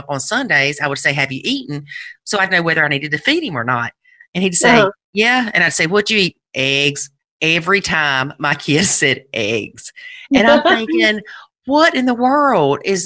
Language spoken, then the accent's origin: English; South Carolina, United States; I'm from South Carolina.